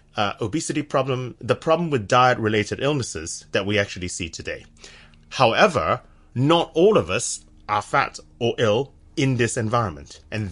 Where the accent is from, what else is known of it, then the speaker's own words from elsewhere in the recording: San Francisco, California, United States; now in Cambridge, United Kingdom; So I'm from San Francisco. I don't sound like my wife's English. But so I did my undergraduate at the University of California at Berkeley.